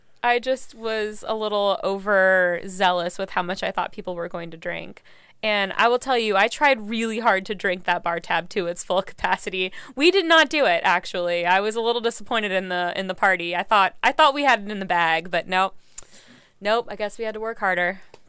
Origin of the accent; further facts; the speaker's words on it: Virginia, United States; I grew up mostly, well, my dad was military, so kind of all over, but I went to high school and college in Virginia.